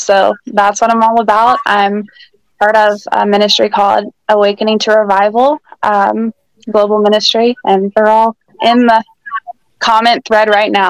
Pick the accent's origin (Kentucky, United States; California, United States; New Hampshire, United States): Kentucky, United States; I'm from Kentucky.